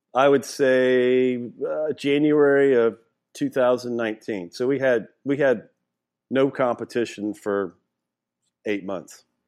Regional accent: Louisiana, United States; I grew up in Louisiana.

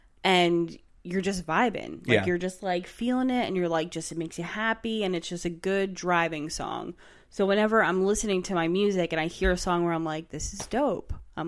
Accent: Manahawkin, New Jersey, United States; Well, I came from Manahawkin, which is right by the shore. So it kind of always smells like that.

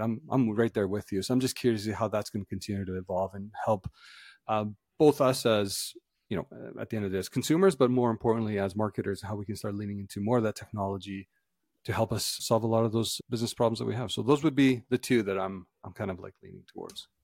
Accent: Canada; as Canadians

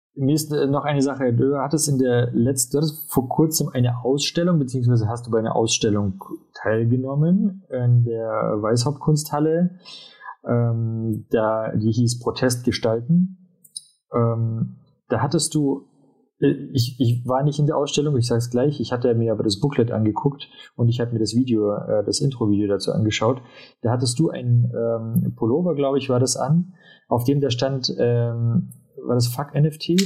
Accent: Ulm, Baden-Württemberg, Germany; moved away; also born or lived in Munich; ich bin ja eigentlich aus Ulm

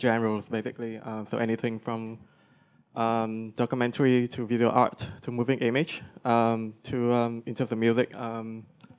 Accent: Vietnam; I'm from Vietnam.

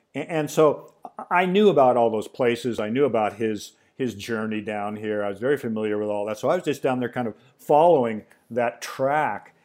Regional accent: Pacific Northwest, United States; I grew up in the Pacific Northwest.

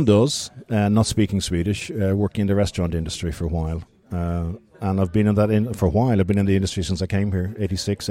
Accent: Dublin, Leinster, Ireland; moved away as an adult; now in Uppsala, Sweden; I'm from Dublin. I've been working in and around beer since I was 14, 15, 16, Grand Hotel in Dublin

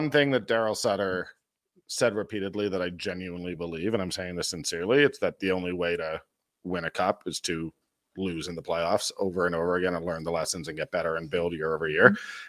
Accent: Toronto, Ontario, Canada; I grew up in Toronto.

